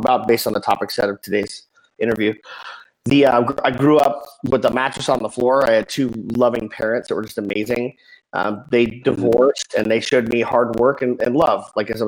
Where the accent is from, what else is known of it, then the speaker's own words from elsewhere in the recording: Salt Lake City, Utah, United States; moved away as an adult; also born or lived in Phoenix; I was born and raised in Salt Lake City